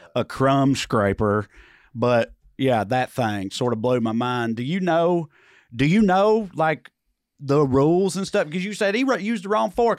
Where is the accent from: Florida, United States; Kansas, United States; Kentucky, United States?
Kansas, United States; Salina; I'm fucking trash from Salina